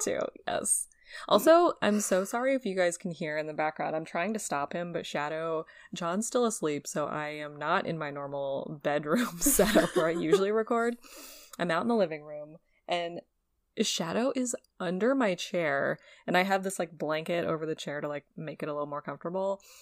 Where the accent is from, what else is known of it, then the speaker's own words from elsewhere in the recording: New England, United States; someone who was born and raised in New England. and went to Emerson